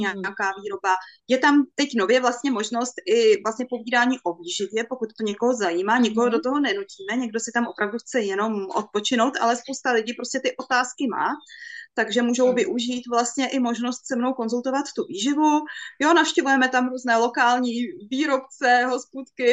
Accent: Bohemia, Czechia; u nás v Čechách

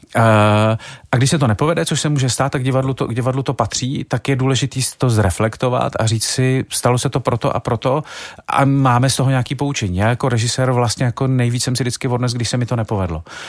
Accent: Czechia; my jako Češi máme to krásný přísloví

